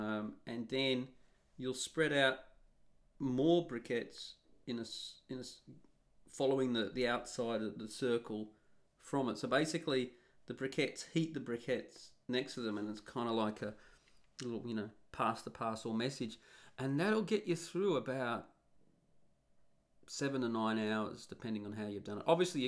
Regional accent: Australia; Now, you'll notice that I've left out Australia. And I'm Australian.

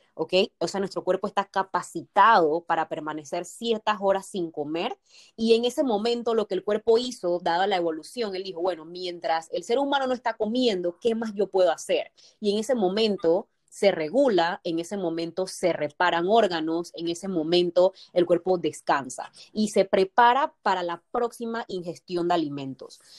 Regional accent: Colón, Panama; Soy panameña, soy de Panamá, soy de Colón, vivo en Colón

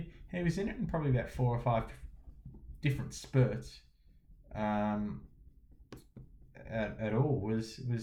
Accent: Australia; as an Aussie

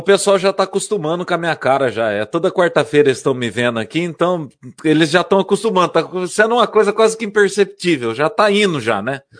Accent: Borborema, São Paulo, Brazil; Eu sou de Borborema

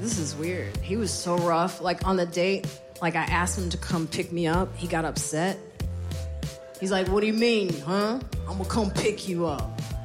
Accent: Highland Park, United States; I grew up in Highland Park

